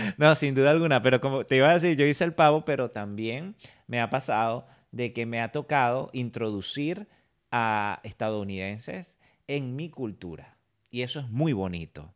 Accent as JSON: {"language": "Spanish", "country": "Venezuela", "moved": "yes", "lives_now": "United States", "said": "para nosotros venezolanos"}